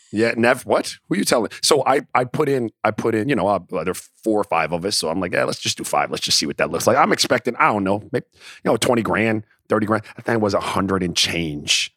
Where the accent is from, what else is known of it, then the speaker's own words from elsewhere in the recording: Miami, Florida, United States; moved away; also born or lived in U.S. Virgin Islands; I grew up in Miami and in the Virgin Islands